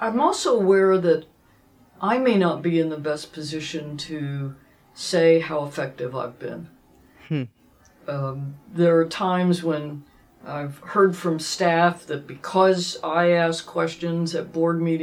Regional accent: Dallas, Texas, United States; who I grew up with in Dallas

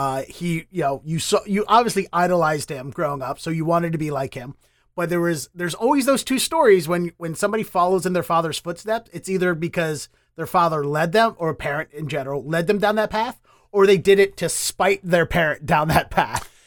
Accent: Baltimore, Maryland, United States; moved away as an adult; now in Boston, United States; I'm from Baltimore

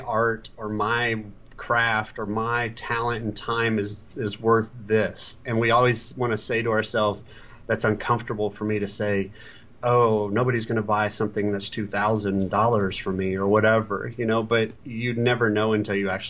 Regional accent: Columbus, Ohio, United States; my hometown of Columbus, Ohio

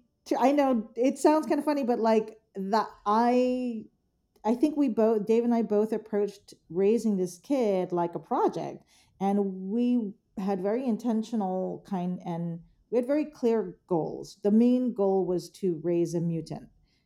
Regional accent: Philippines; in my gender, in as a Filipino, as a woman

